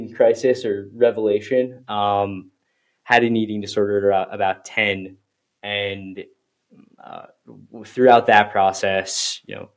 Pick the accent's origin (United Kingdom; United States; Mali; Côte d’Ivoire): United States; Westchester, New York; I grew up in Westchester, Italian-American family